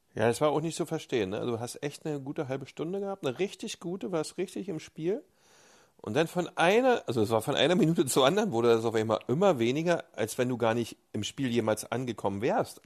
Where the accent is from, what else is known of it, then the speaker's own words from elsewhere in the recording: East Germany, Germany; bei uns in der DDR